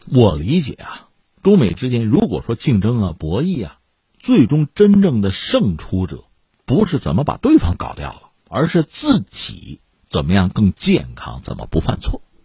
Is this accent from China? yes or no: yes; China; 我们中国人